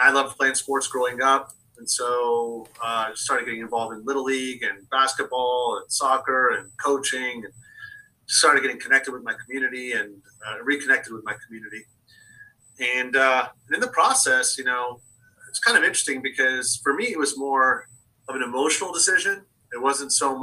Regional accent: Foster City, California, United States; I was raised in Foster City. So this is my village.

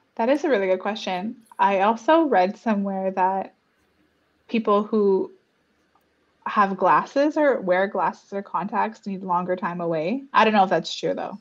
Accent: Garden River First Nation, Ontario, Canada; now in Toronto, Canada; I grew up in Garden River, or my inner child grew up on reserve

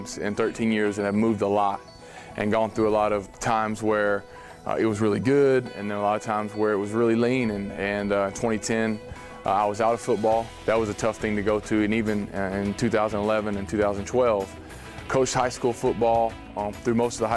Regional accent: Texas, United States; from Texas

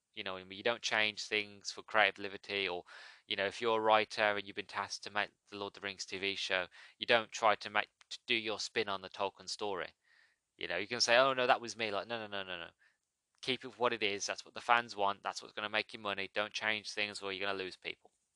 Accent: United Kingdom; I'm British

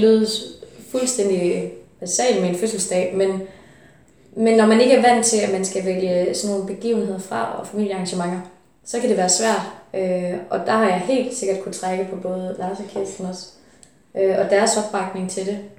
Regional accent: Funen, Southern Denmark, Denmark; jeg kommer fra Fyn

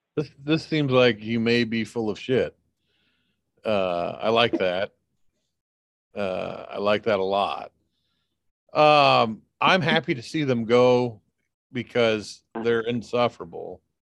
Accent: United States; as an American

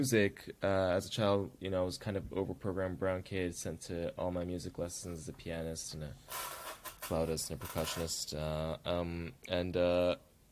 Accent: Toronto, Ontario, Canada; We were both born and raised in Scarborough, Toronto, and what it was like being Tamil kids there.

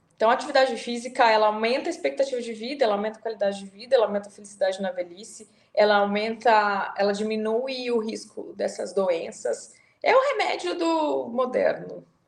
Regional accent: Brazil; Eu sou do Brasil

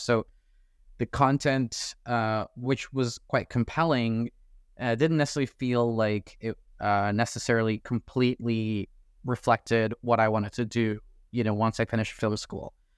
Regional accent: Toronto, Ontario, Canada; I'm from Toronto. I get a chance to go to Tiff every year 'cause it's hometown

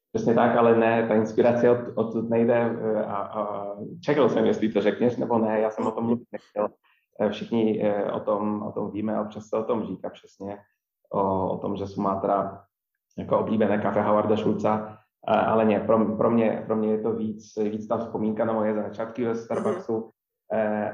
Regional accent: small town about 80 km north of Wrocław, Lower Silesian Voivodeship, Poland; Czech is a second language; moved away as an adult; now in Prague, Czechia; jsem z Polska

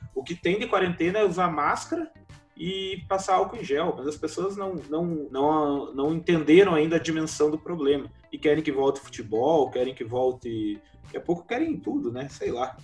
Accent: Paraná, Brazil; somos do Paraná

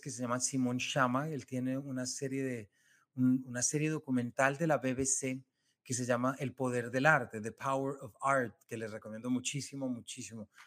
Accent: Colombia; yo les estoy hablando desde Colombia, yo soy colombiano

